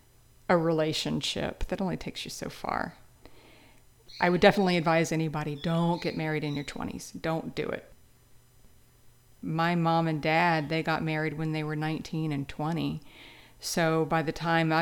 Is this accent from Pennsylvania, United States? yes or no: no; Louisiana, United States; I grew up in Louisiana